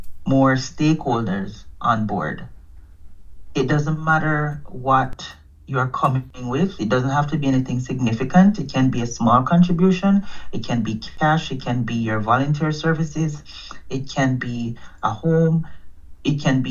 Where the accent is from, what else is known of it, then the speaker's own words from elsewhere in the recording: Jamaica; now in Canada; I'm from Jamaica